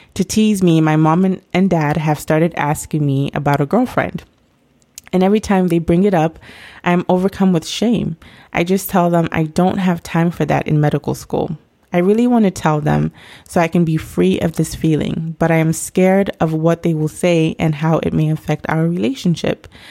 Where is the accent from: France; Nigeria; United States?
Nigeria; me being Nigerian myself